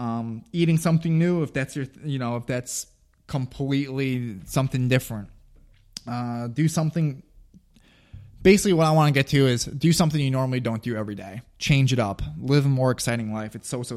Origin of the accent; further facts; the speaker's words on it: Long Grove, Illinois, United States; I grew up in Long Grove, Illinois, which is a suburb of Chicago. Both my parents are immigrants from Eastern Europe.